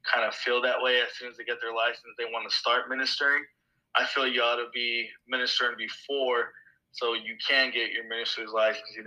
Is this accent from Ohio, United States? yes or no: no; Tucson, Arizona, United States; I'm from Tucson, Arizona.